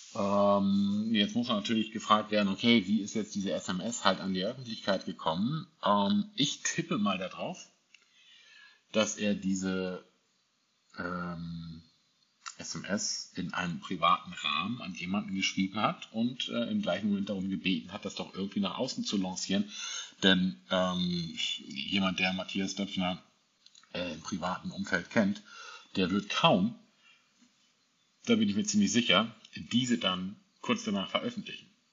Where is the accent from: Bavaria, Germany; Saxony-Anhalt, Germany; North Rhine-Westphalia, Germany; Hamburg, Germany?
Hamburg, Germany; moved away; meine Heimatstadt ist Hamburg, auch wenn ich dort momentan nicht lebe